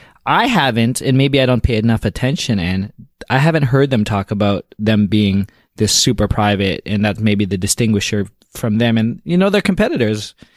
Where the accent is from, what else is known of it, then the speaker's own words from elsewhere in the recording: Canada; me being a Canadian, I love the fact that Canadians are leading the forefront always in technology. I'm an old telco engineer